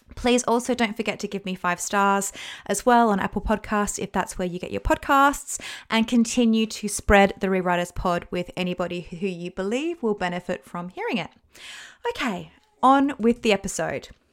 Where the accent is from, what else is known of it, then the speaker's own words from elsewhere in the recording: Australia; moved away as an adult; now in United Kingdom; I'm Australian